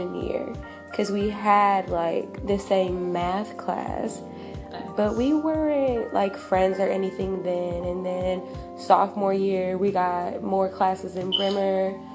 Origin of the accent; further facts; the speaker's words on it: Carson, California, United States; I'm from Carson, California, and if y'all don't know where that is Southern California